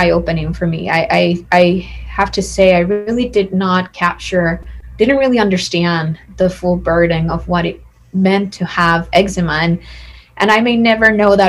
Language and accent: English; San Juan, Puerto Rico; I am originally from San Juan, Puerto Rico. That's where I was born and raised